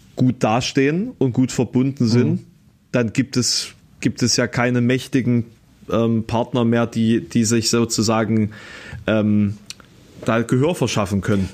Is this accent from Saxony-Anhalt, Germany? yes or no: yes; Halle, Saxony-Anhalt, Germany; hier um die Ecke bei meinem Geburtsort, also Kröllwitz